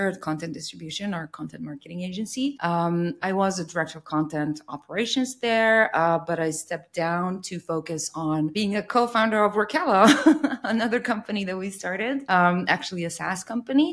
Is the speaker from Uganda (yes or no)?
no; Serbia; I'm from Serbia